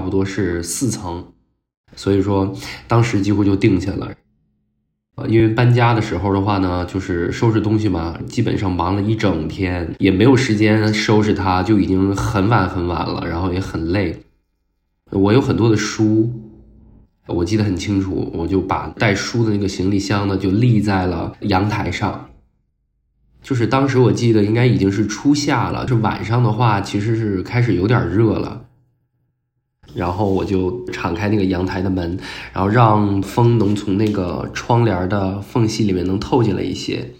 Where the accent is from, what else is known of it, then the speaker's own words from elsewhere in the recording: Beijing, China; 今年三十三岁，然后我是北京人